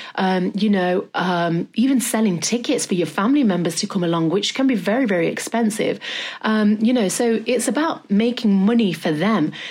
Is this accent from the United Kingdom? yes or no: yes; Derby, East Midlands, United Kingdom; now in London, United Kingdom; I'm from Derby